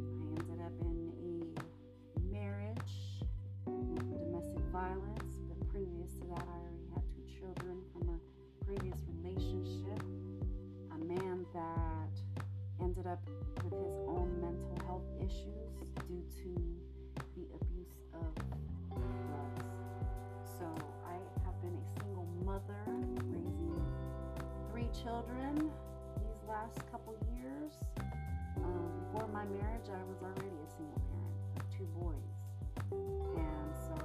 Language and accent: English; Sacramento, California, United States; also born or lived in Mexico; I grew up in Sacramento, California, so I am a California Mexican